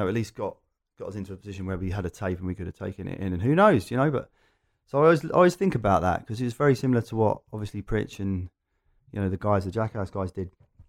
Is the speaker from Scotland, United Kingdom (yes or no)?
no; Loughton, East of England, United Kingdom; I'm an Essex boy, but only just. There you go. Loughton and the surrounding area. We've now moved further out, but yeah, so East London is very familiar to me.